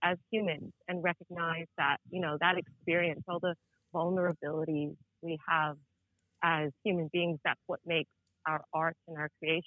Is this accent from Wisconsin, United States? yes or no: no; New York, United States; moved away; I'm from New York.